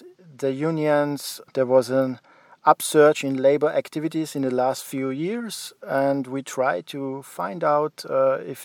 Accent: Graz, Styria, Austria; I'm from Austria, from the city of Graz

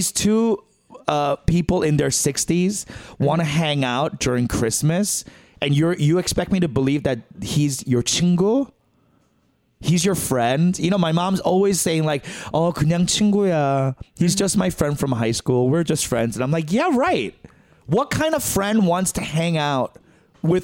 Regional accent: New York, United States; moved away as an adult; now in Los Angeles, United States; a New Yorker first

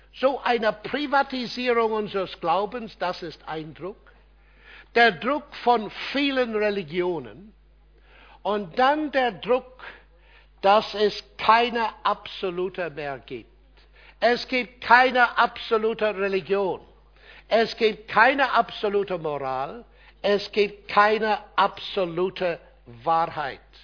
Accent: Ireland; German is a second language; moved away; Irland, mein Heimatland

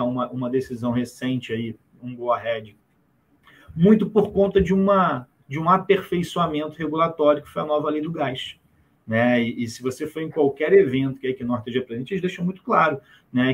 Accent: Brazil; a gente, como brasileiro

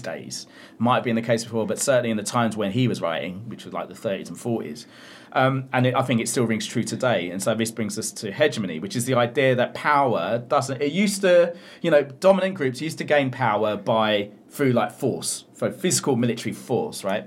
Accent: United Kingdom; as a British Asian or, you know, someone South Asian origin, born in Britain

